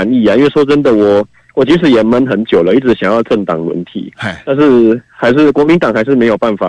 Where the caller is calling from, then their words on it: Yunlin County, Taiwan; 喂，你好，